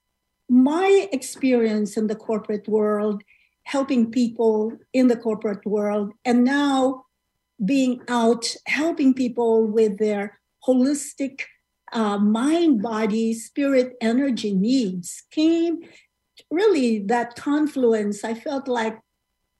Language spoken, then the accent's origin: English; Philippines; moved away as an adult; now in United States; I immigrated from the Philippines, you know, like many of my other countrymen